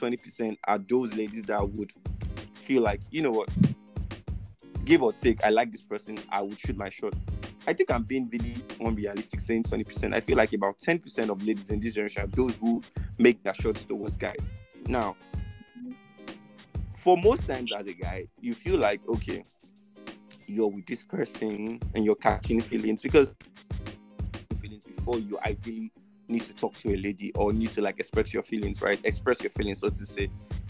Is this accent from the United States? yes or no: no; Nigeria; how we are as a Nigerian today